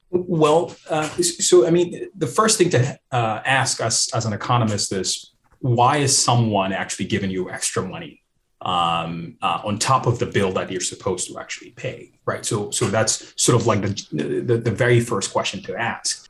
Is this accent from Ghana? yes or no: yes; Ghana; moved away